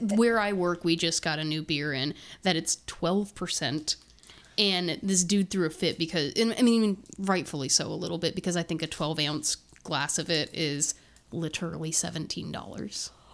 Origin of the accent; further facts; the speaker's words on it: Terre Haute, Indiana, United States; I'm from Terre Haute, Indiana